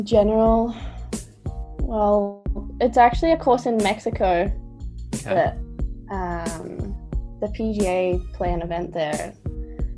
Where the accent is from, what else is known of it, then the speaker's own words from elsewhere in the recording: Scotland, United Kingdom; now in Australia; I was born in Scotland